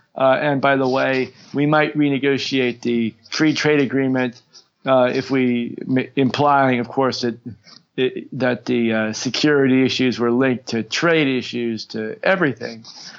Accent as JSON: {"language": "English", "country": "United States", "moved": "yes", "lives_now": "South Korea", "said": "as an American"}